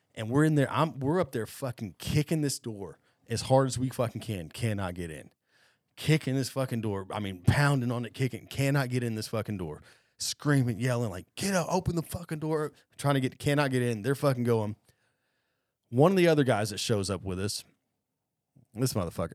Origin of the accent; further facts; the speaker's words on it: Cobb County, Georgia, United States; I grew up growing up in Cobb County